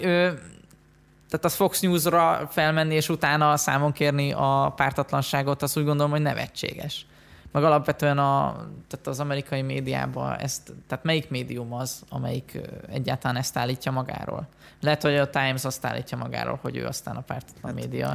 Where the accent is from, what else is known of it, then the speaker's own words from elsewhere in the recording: Western Hungary, Hungary; also born or lived in Budapest; now in Vienna, Austria; mi ketten, ugye Nyugat-Magyarországról jövünk